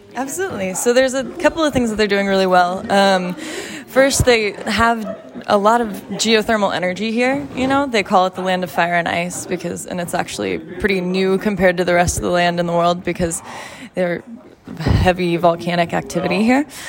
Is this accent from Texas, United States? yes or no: yes; Texas, United States; I am from Texas, and it's not normal for people from Texas to be this tolerant to cold